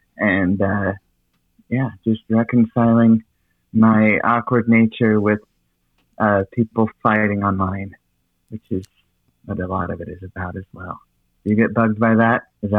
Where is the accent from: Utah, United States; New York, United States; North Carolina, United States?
Utah, United States; Salt Lake City; I'm from Salt Lake City.